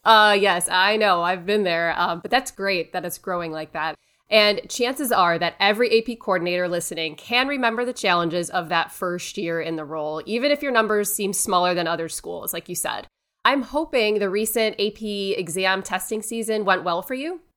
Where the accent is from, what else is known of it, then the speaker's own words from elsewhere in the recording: Cleveland, Ohio, United States; I am from Cleveland, born and raised a Browns fan